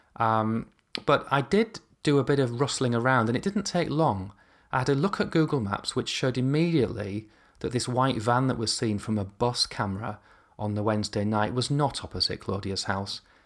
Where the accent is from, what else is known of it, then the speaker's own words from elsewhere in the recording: near York, Yorkshire and the Humber, United Kingdom; moved away; I grew up near York.